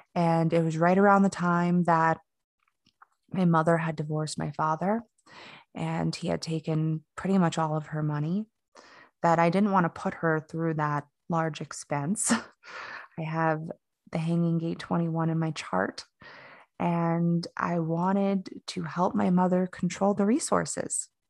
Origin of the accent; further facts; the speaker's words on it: Fort Lauderdale, Florida, United States; moved away as an adult; now in Asheville, United States; I grew up in South Florida. Um, I was born in Fort Lauderdale, and I basically have lived all over Florida at this point